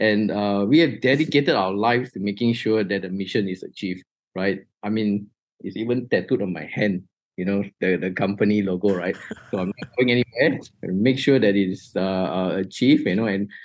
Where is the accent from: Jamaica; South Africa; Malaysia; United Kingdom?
Malaysia; Malaysians are actually broad readers